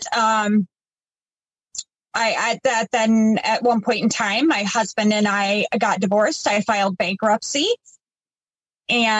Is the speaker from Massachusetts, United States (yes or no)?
yes; East Coast, not far from Boston, Massachusetts, United States; moved away; We grew up on the East Coast. Everything was pretty fast paced out there, not far from Boston.